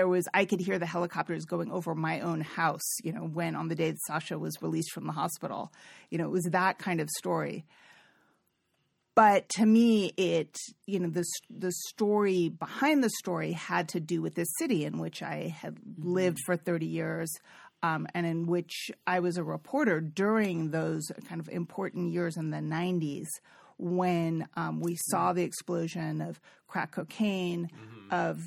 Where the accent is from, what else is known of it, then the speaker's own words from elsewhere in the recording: California, United States; I'm from the Bay Area. I really have a lot of sophistication around sexuality and gender and all this stuff.